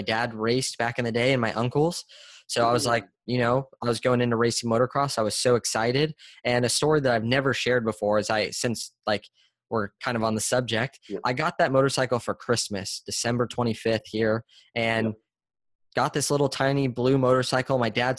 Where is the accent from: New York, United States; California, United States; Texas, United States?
California, United States; San Diego; Yes, born and raised.